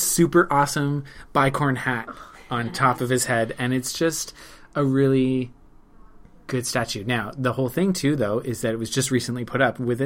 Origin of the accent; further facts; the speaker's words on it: Ottawa, Ontario, Canada; I grew up in Ottawa